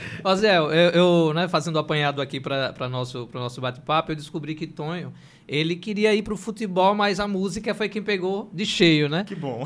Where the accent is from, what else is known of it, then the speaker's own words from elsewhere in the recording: Aracaju, Sergipe, Brazil; eu sou da região do Bugio